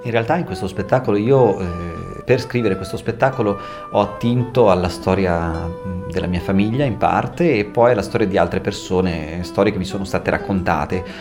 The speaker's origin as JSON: {"language": "Italian", "region": "Trentino-Alto Adige", "country": "Italy", "accent": "Trentino dialect", "first_language": "Trentino dialect", "said": "io parlo in dialetto trentino, che è di fatto la mia lingua madre"}